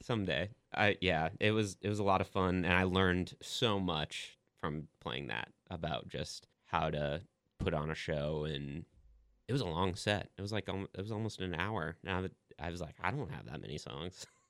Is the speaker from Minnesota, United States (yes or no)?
yes; Sauk Rapids, Minnesota, United States; moved away as an adult; now in Nashville, United States; my experience growing up in Minnesota